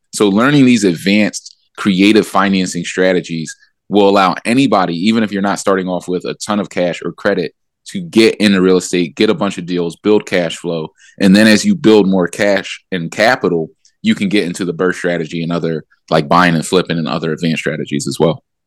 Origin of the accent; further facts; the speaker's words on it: Philadelphia, Pennsylvania, United States; So I grew up in Philadelphia in that Allen Iverson era.